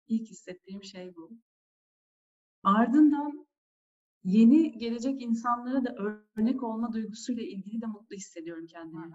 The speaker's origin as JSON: {"language": "Turkish", "region": "Antalya", "country": "Turkey", "tie": "born or raised there", "also_born_or_lived": "Istanbul", "moved": "as an adult", "said": "1980 Antalya doğumluyum ben de. Liseyi bitirene kadar Antalya'daydım."}